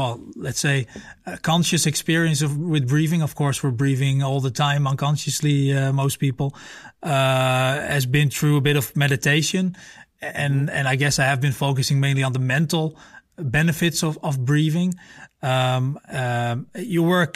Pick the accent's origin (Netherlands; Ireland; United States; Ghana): Netherlands; I'm from the Netherlands